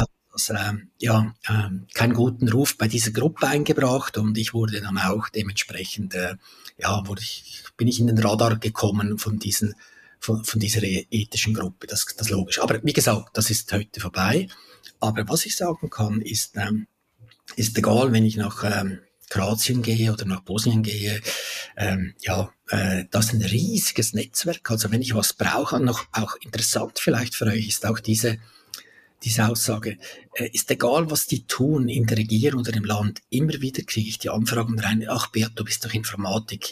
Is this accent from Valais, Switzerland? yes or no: yes; Valais, Switzerland; also born or lived in Zurich; bin zurück in meine Heimat, ins Wallis gezügelt